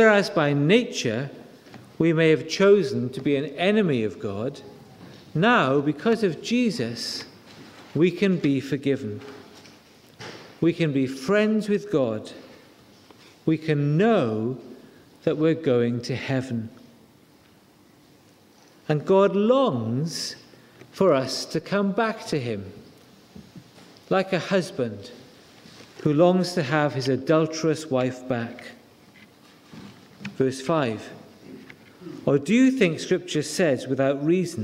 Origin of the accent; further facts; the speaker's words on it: Wales, United Kingdom; It doesn't take much to make me cry, because I'm Welsh. We are an emotional nation.